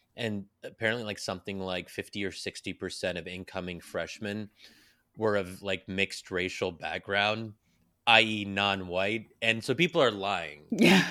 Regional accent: Pennsylvania, United States; I'm born and raised in Pennsylvania

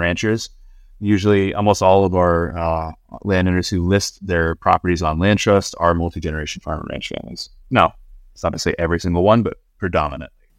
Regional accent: Southern California, United States; moved away as an adult; also born or lived in Laguna Beach, California / Boston; I grew up in Southern California, uh, surfing, fishing, spear fishing, hunting.

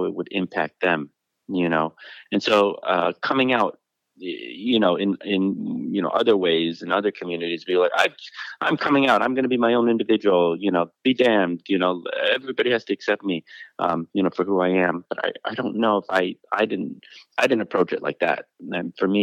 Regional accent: Detroit, Michigan, United States; now in Los Angeles, United States; I grew up in the Detroit in the 80s

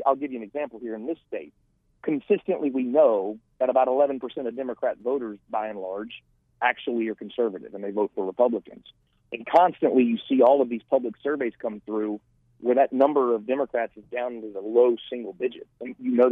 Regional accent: Florida, United States; my home state of Florida

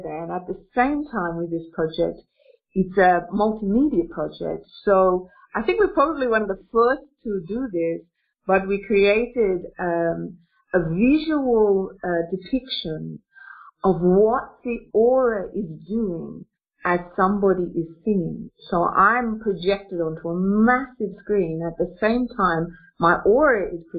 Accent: Australia; now in Russia; I'm an Australian woman, but Interestingly enough, I'm an Australian woman who lives in Russia and uh, I'm 52 years old.

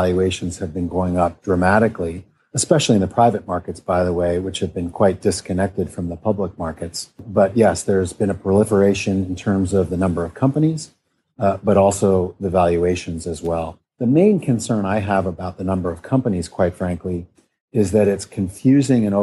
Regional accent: Midwest, United States; moved away; also born or lived in New York / Stanford; I grew up in the Midwest

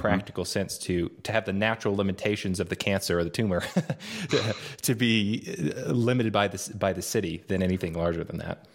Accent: United States; growing up in the States

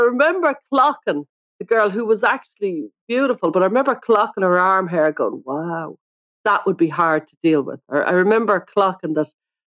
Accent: Ireland; I'm Irish.

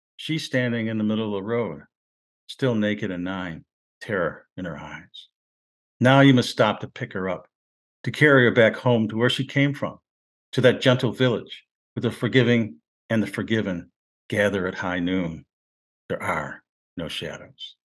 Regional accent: Rochester, New York, United States; moved away as an adult; also born or lived in Cleveland; I'm from Rochester, New York, and we used to go, I used to go back home from Cleveland when I went to school. And I'd bump into guys I went to high school

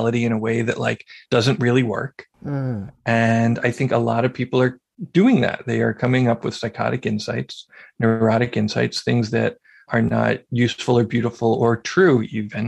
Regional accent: Philadelphia, Pennsylvania, United States; moved away; I had moved back to my hometown of Philadelphia

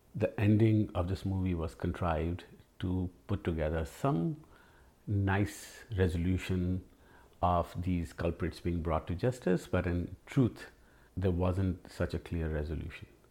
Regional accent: Delhi, India; I grew up in Jama Masjid in a old, multi-generational old house

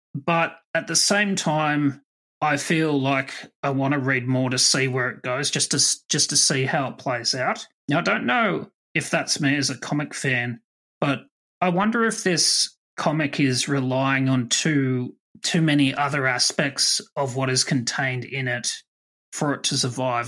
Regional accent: Australia; I'm Australian

